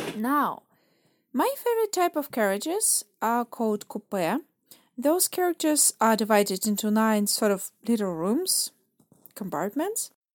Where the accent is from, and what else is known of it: Russia; born or raised there